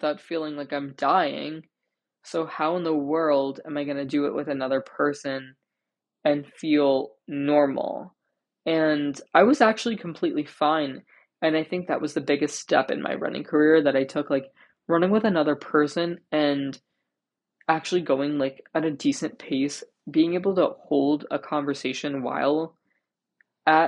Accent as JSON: {"language": "English", "region": "New Jersey", "country": "United States", "said": "when I go home, which, like, I'm from New Jersey, when I go back to Jersey"}